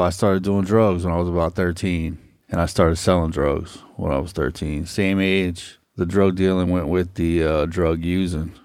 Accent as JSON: {"language": "English", "town": "Hollywood", "region": "Florida", "country": "United States", "tie": "born or raised there", "said": "I'm a native South Floridian, and I was born and raised in Hollywood."}